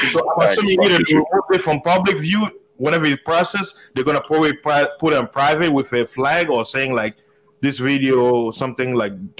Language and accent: English; United States; I'm an American.